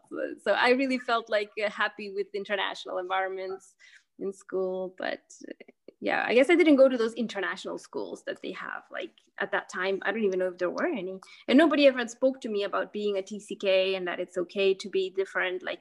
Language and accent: English; Lithuania; born there; English is a second language; when i was I was born in Lithuania.